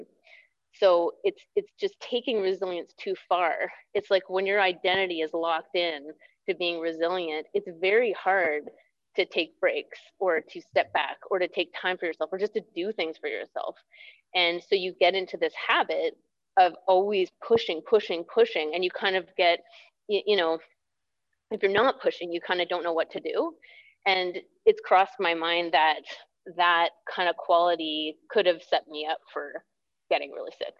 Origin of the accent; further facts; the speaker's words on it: Toronto, Ontario, Canada; moved away as an adult; also born or lived in Ottawa / Vancouver / Squamish; I lived in Ontario then, I grew up in Toronto.